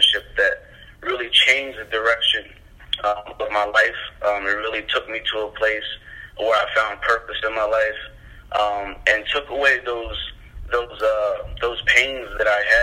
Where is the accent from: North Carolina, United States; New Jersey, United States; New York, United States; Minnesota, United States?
New Jersey, United States; also born or lived in Massachusetts; now in Connecticut, United States; I'm from Jersey, here I am in Connecticut, now I go to Bible College in Massachusetts